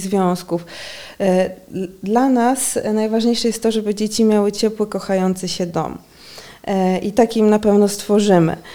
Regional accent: Lublin, Lublin Voivodeship, Poland; moved away as an adult; now in Warsaw, Poland; Ja jestem z Lublina

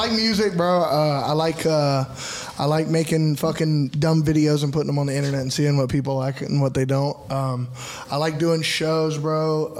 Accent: Covington, Georgia, United States; I'm from Covington, Georgia, about an hour from here.

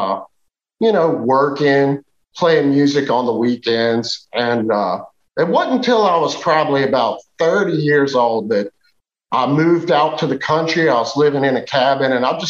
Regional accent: United States; I grew up in Western Virginia in the Appalachian Mountains

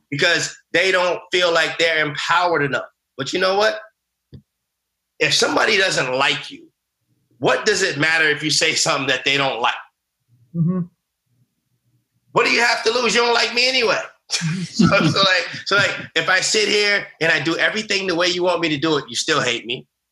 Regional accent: United States; I grew up in America afraid of being who I was

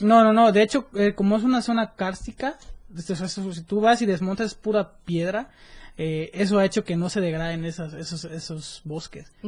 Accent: Mexico; en el 2019 fui delegado mexicano del Youth Congress for Sustainable Americas

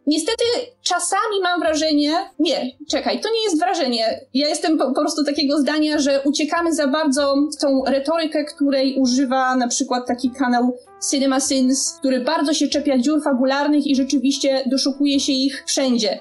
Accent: Bielsko-Biała, Silesian Voivodeship, Poland; now in Warsaw, Poland; u mnie w Bielsku premiery Harry'ego Pottera o północy to był szał

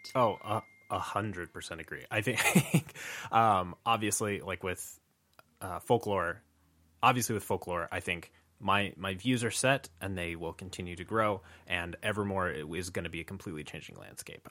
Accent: New Mexico, United States; growing up in New Mexico

